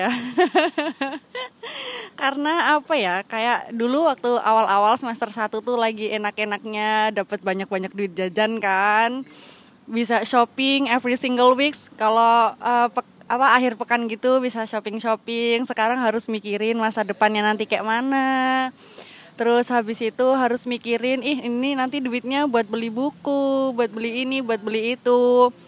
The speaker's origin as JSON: {"language": "Indonesian", "region": "Lampung", "country": "Indonesia", "lives_now": "Yogyakarta, Indonesia", "said": "Saya berasal dari Lampung."}